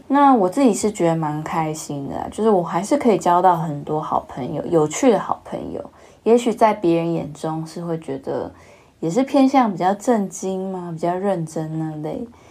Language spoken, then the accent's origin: Chinese; Kaohsiung, Taiwan; 我从小就是在比较好的学区长大。那其实我也经历过不好学区，就是我在小学一年级、二年级的时候是在一个比较郊区的国小。那后来就转学到，呃，高雄市的明星小学